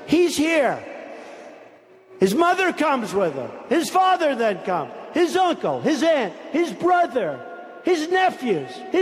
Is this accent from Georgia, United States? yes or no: no; near Long Island, New York, United States; I grew up in near Long Island, and I know every town out there.